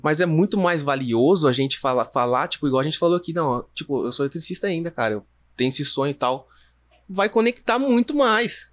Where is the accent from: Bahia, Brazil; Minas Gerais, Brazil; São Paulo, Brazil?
São Paulo, Brazil; Jundiaí; a gente é de Jundiaí